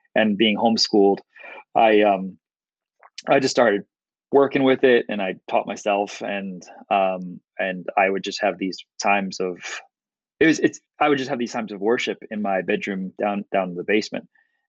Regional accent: West Orange, New Jersey, United States; Yep, West Orange, New Jersey, and then moved to not that it's going to matter to most people, but we moved to Bridgewater, and I've been living in Bridgewater ever since.

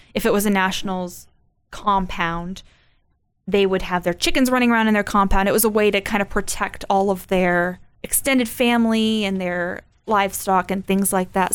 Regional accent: United States; me as an American

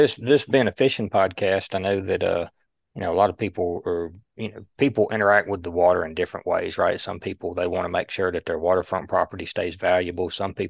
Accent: Baldwin County, Alabama, United States; And growing up in Baldwin County, I've seen it.

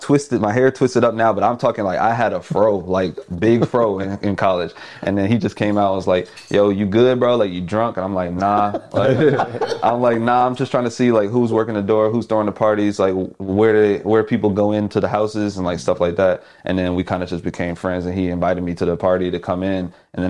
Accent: Houston, Texas, United States; Yeah, so back home, I'm from Houston.

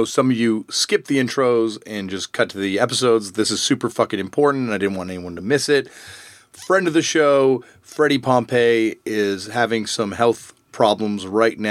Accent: Canada; as a Canadian person

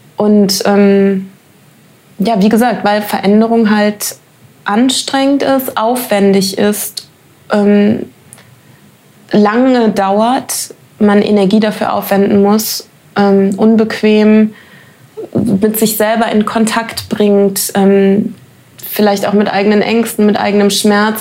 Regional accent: Germany; ich bin Deutsche

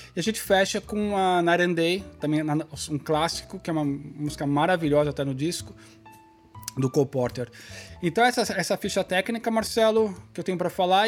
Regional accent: Brazil; como brasileiro

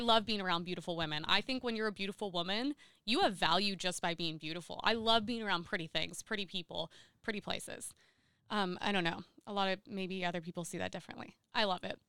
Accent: Seal Beach, California, United States; I grew up in Seal Beach

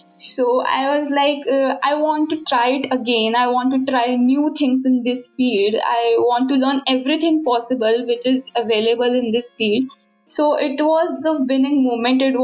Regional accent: India; I'm from India and I just cleared my 12th.

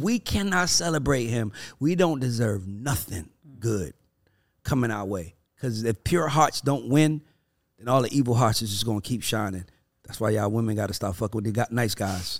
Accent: Atlanta, Georgia, United States; I'm from Atlanta

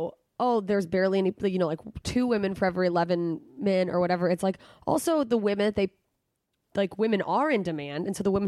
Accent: Wiesbaden, Hesse, Germany; born there; Just garbage. I was born in Germany. So, hey, what's up?

